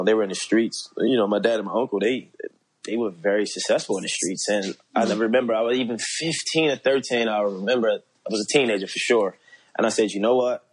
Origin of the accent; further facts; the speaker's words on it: Baltimore, Maryland, United States; growing up in Baltimore